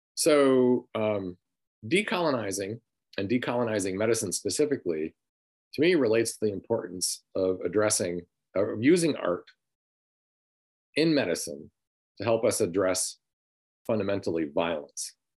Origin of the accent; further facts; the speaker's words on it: Sandusky, Michigan, United States; I grew up in Sanilac County, Michigan, in a city called Sandusky, Michigan